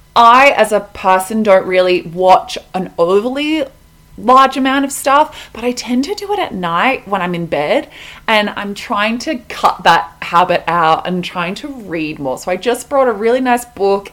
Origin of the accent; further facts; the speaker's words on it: Melbourne, Victoria, Australia; moved away as an adult; now in Colorado, United States; I'm Australian, I'm from Melbourne, but I am currently living in Colorado, America.